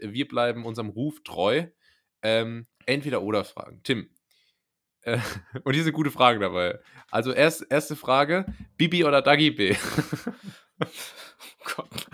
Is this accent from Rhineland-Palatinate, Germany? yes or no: yes; Rhineland-Palatinate, Germany; first language German; ich als Pfälzer